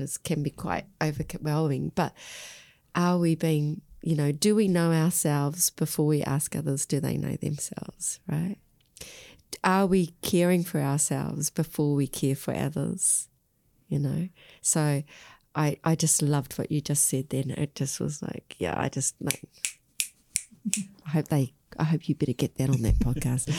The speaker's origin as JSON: {"language": "English", "country": "Australia", "tie": "born or raised there", "moved": "yes", "lives_now": "New Zealand", "said": "I grew up in Australia"}